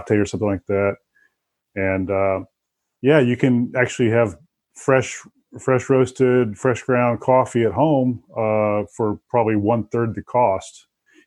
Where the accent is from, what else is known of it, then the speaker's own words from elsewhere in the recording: the South, United States; moved away as an adult; I grew up in the South